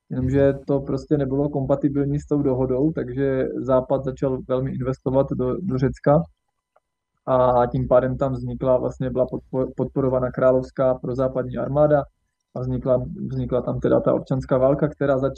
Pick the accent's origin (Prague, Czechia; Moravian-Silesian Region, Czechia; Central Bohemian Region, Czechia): Moravian-Silesian Region, Czechia; Třinec; Takže vyrůstal jsem v Československu, v Třinci, eh, na Severní Moravě, pomezí Slezska, Severní Moravy, kousek od slovenských hranic v podstatě.